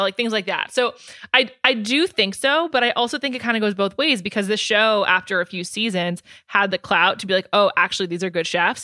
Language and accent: English; New York, United States; I'm from New York